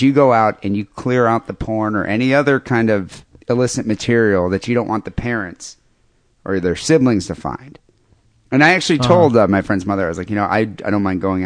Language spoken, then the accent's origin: English; Bay City, Michigan, United States; moved away; I grew up in Bay City. I went to high school there